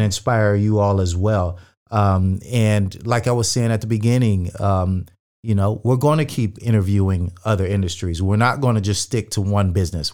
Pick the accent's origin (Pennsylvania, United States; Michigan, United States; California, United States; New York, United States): California, United States; also born or lived in Manhattan Beach; Cali born and raised.